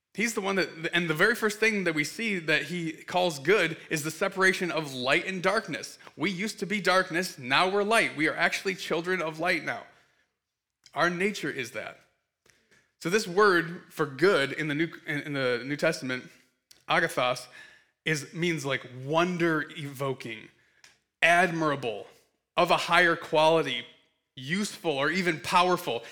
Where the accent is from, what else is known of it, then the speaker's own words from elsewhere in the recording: Michigan, United States; also born or lived in Kansas City; I have known Jeremy since I was six, um, and, uh, we grew up in Michigan together.